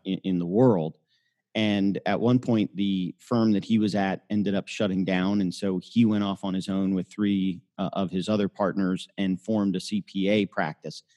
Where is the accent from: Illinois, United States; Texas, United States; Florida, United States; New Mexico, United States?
Florida, United States; Miami; also born or lived in Tampa, Florida / Birmingham, Alabama; I grew up in Miami